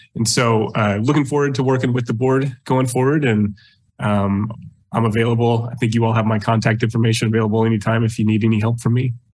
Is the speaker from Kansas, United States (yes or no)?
yes; Lawrence, Kansas, United States; was actually born and raised in Lawrence, so a very long time uh, resident of Lawrence